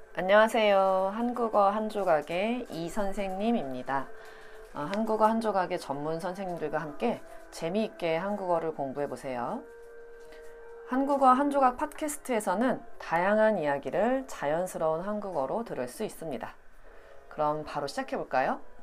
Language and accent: Korean; South Korea; 제가 한국 사람이라서